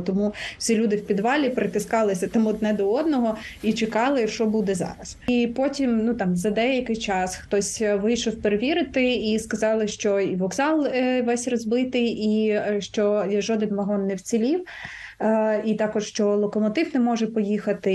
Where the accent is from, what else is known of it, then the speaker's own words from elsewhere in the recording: Mykolaiv, Mykolaiv Oblast, Ukraine; Миколаїв моє рідне місто